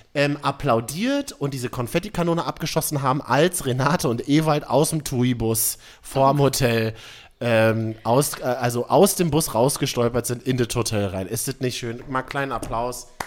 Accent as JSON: {"language": "German", "region": "Berlin", "country": "Germany", "tie": "born or raised there"}